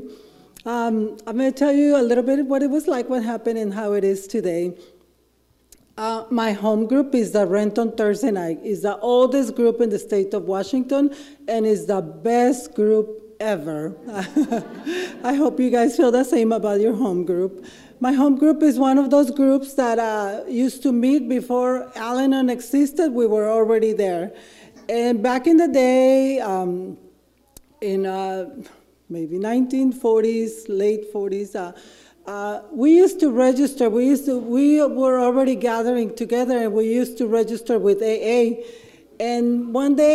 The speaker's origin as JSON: {"language": "English", "town": "Ensenada", "region": "Baja California", "country": "Mexico", "tie": "born or raised there", "second_language": "English", "moved": "as an adult", "lives_now": "Seattle, United States", "said": "I'm from Ensenada, Mexico. It's a drinking town. Everybody gets drunk, everybody gets high. It's pretty normal. So growing up with alcoholism was normal"}